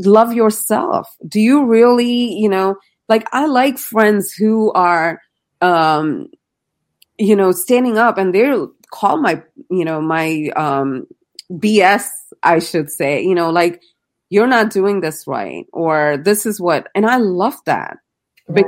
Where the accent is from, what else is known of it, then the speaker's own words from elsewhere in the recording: India; I grew up in India